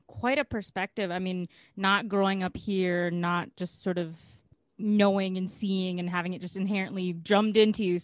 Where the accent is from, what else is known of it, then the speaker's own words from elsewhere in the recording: United States; here growing up in the States